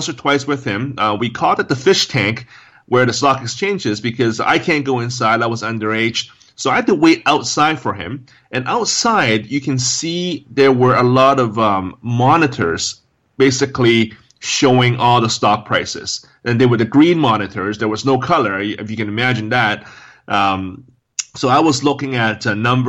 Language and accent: English; Hong Kong; So I was brought up in Hong Kong, and that's where I was born and raised